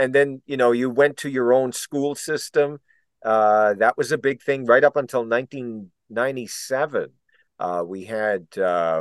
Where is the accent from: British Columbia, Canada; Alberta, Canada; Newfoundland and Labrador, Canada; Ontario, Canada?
Newfoundland and Labrador, Canada; Foxtrap; I'm from Foxtrap.